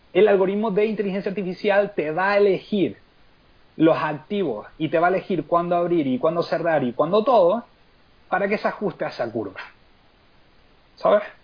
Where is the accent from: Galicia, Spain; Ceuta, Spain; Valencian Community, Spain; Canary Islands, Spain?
Canary Islands, Spain; Lanzarote; also born or lived in Seville; yo soy de Lanzarote, pero yo nací en Sevilla.